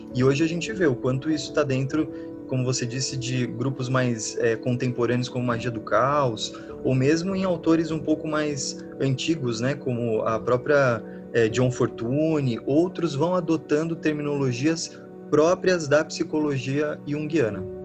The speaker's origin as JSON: {"language": "Portuguese", "region": "São Paulo", "country": "Brazil", "said": "eu sou de São Paulo"}